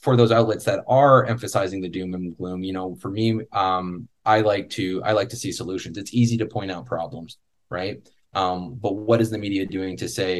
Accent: Canada; a Canadian myself

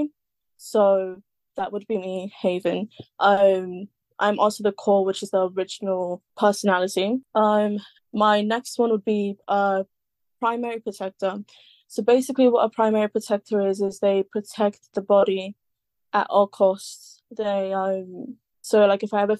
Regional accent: London, United Kingdom; I'm from London, as you guys can hear. I'm born and kind of raised

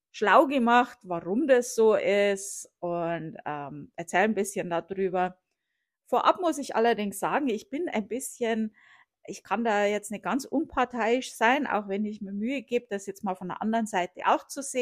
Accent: Bavaria, Germany; wenn mich jemand gefragt hat, wo ich herkomme, habe ich gesagt, ich komme aus Bayern. Äh, habe das dann irgendwann auf Deutschland geändert

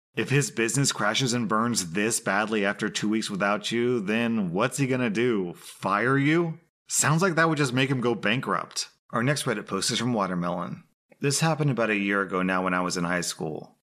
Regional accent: United States; As an American

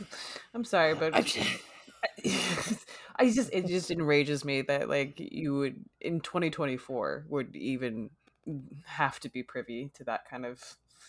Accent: Arizona, United States; moved away as an adult; now in California, United States; I was born in California. I was raised in Arizona, and then after I graduated high school, I came out to California again

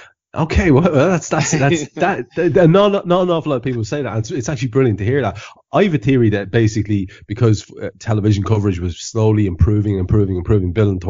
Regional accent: County Meath, Ireland; I'm a Meath man. I'm a Meath man.

